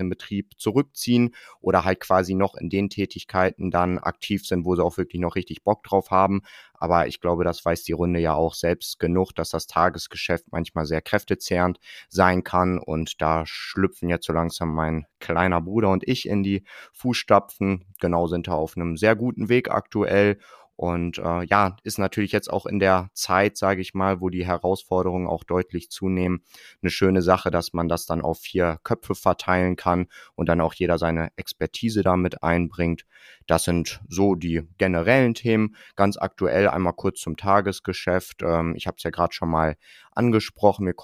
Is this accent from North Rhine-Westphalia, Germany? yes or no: yes; Bielefeld, North Rhine-Westphalia, Germany; Ich komme aus dem äh, schönen und beschaulichen Bielefeld hier in Ostwestfalen.